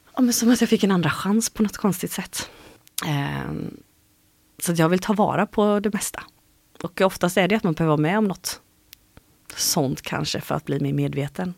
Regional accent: Habo, Jönköping County, Sweden; now in Gothenburg, Sweden; Jag är uppvuxen i Habo heter det.

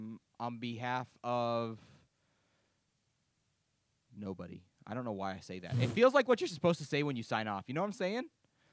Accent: Florida, United States; There's nothing new for us Florida folk.

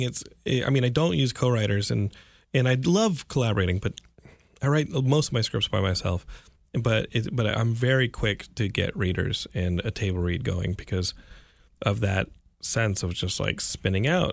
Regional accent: Texas, United States; I'm from Texas

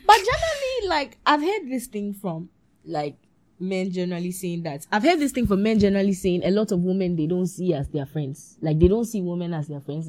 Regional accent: Ghana; a girl growing up in Ghana

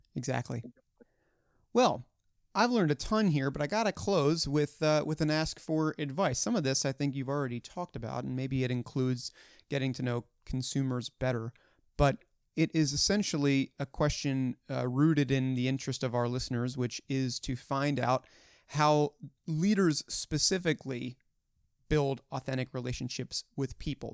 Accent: Hunt Valley, Maryland, United States; my hometown of Hunt Valley, Maryland

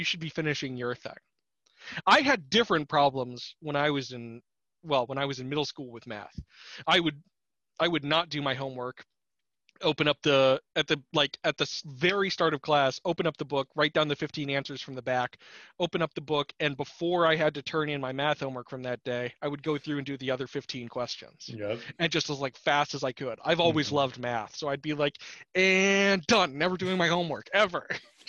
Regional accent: Anchorage, Alaska, United States; Anchorage has wonderful Asian supermarkets

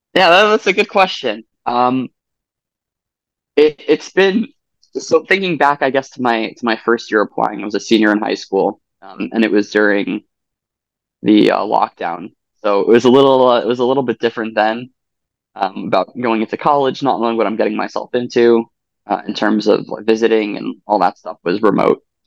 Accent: Long Island, New York, United States; I am from Long Island, New York

